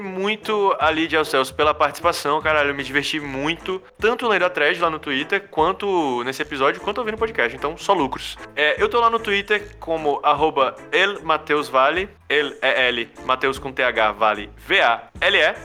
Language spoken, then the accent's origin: Portuguese; Ceará, Brazil; sou do Ceará.